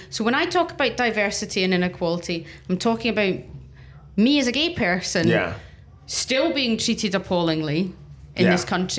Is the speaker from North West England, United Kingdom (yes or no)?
no; Scotland, United Kingdom; I'm the Scottish lesbian, the feisty Scottish lesbian.